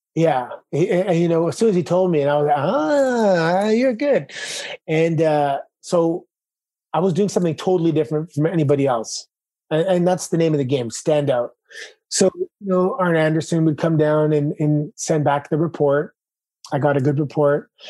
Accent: Toronto, Ontario, Canada; moved away as an adult; Growing up in Toronto

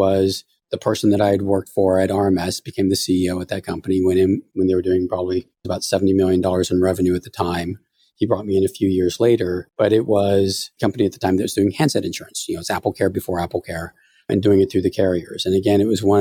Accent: Half Moon Bay, California, United States; also born or lived in San Francisco; I was born in San Francisco, went to high school in Half Moon Bay

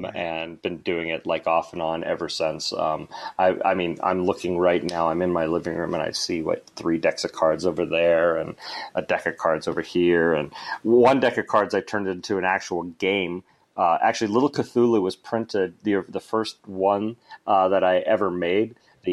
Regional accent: Anchorage, Alaska, United States; also born or lived in Canada / United Kingdom / Sweden; I'm originally from Anchorage, Alaska.

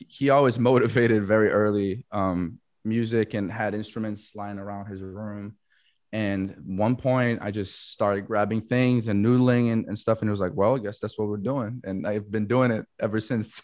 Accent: Florianópolis, Santa Catarina, Brazil; moved away as an adult; also born or lived in United States; I am from Florianopolis, Brazil. It's this small island, uh, South Brazil.

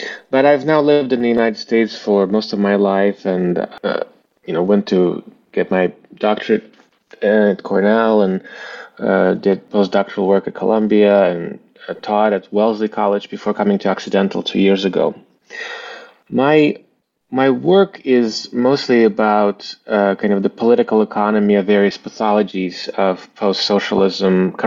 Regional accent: Bishkek, Kyrgyzstan; first language Russian; English is a second language; moved away; also born or lived in Eastern Ukraine; my family were citizens of Kyrgyzstan, and that's where I grew up, in Bishkek, Kyrgyzstan. You know, grew up speaking Russian

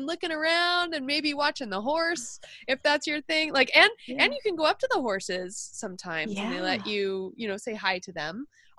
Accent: Austin, Texas, United States; moved away as an adult; I grew up in Austin, Texas, and I came out here for college.

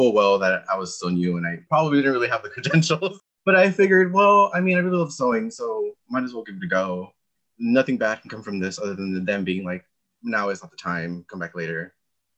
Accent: Montebello, California, United States; moved away as an adult; also born or lived in Humboldt County, California; now in San Diego, United States; I'm originally from Montebello, California, which is near Los Angeles.

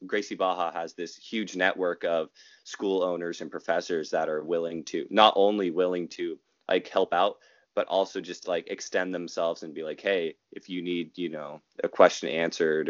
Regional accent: Rohnert Park, California, United States; also born or lived in Long Beach, California; my hometown of Rohnert Park, my home county of Sonoma County

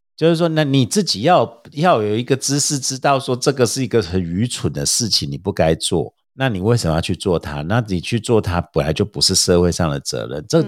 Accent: Taiwan; 我们台湾人

